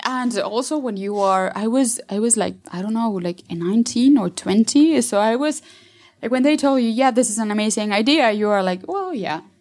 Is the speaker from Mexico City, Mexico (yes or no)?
yes; Mexico City, Mexico; I'm from Mexico City